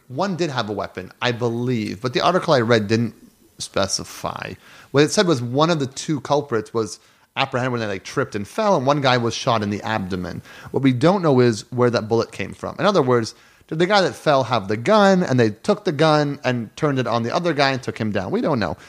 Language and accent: English; Canada; As a Canadian growing up in a household where we had guns in the house